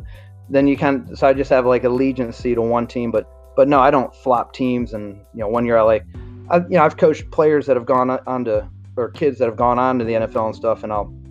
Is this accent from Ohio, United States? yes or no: yes; Chippewa Lake, Ohio, United States; moved away as an adult; also born or lived in Cleveland, Ohio / Akron, Ohio; now in North Carolina, United States; I went to the University of Akron, but I'm from Northeast Ohio. Born in Cleveland, moved to Chippewa Lake, went to Cloverleaf, the Leaf, Medina County, went to Akron, lived in Akron for a while, worked at a private school in Akron, and then moved down south